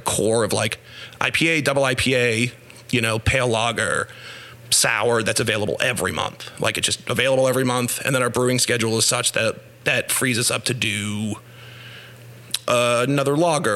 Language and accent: English; Natick, Massachusetts, United States; moved away; I'm from Massachusetts originally